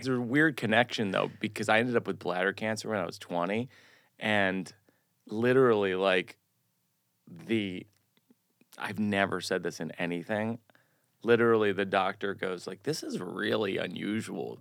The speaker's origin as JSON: {"language": "English", "town": "Shrewsbury", "region": "Massachusetts", "country": "United States", "tie": "born or raised there", "said": "I grew up in Massachusetts"}